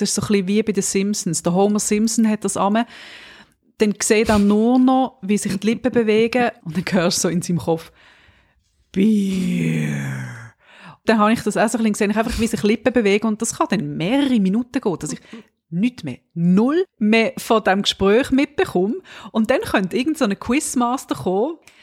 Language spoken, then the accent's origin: German; Switzerland; Ich bin ja Schweizerin und wir Schweizer